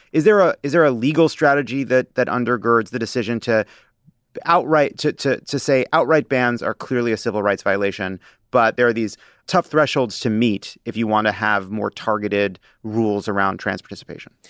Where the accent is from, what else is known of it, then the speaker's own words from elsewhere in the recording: Long Island, New York, United States; growing up on Long Island